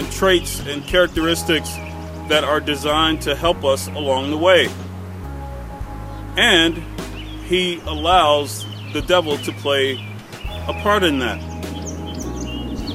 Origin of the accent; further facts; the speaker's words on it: Chicago, Illinois, United States; I was raised in the Inglewood community on the south side of Chicago